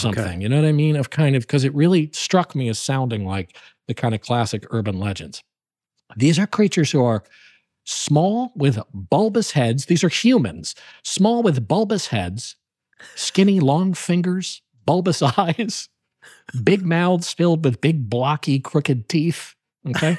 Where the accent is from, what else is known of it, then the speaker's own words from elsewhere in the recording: New Haven, Connecticut, United States; I'm a native of the Nutmeg State